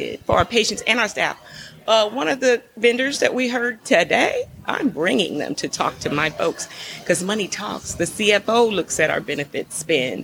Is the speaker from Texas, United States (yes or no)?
yes; San Antonio, Texas, United States; I was born and raised in San Antonio, so I grew up with military folks